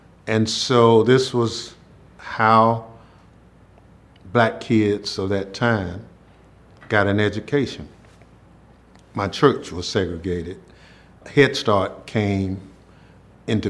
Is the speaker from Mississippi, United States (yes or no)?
yes; Mississippi, United States; this is my hometown